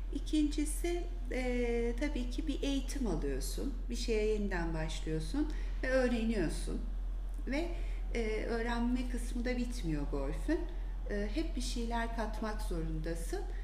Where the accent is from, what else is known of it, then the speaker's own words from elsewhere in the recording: Antalya, Turkey; moved away as an adult; also born or lived in İzmir; now in Istanbul, Turkey; İzmir'de doğdum. Belli bir yaşa kadar İzmir, sonra Antalya'da büyüdüm.